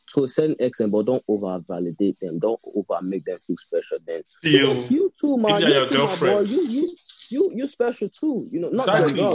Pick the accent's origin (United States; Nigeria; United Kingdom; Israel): Nigeria; a fellow Nigerian